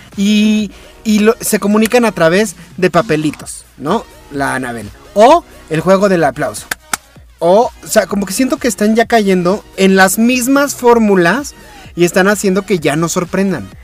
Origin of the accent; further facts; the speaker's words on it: Mexico; A mí como mexicano